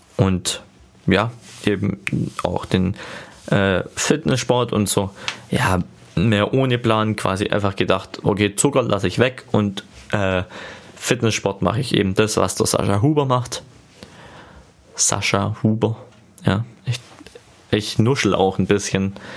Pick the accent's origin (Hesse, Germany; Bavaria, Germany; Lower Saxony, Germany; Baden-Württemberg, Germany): Baden-Württemberg, Germany; Ostalbkreis; accent: Swabian; ich komme aus dem Ortsteilkreis in Baden-Württemberg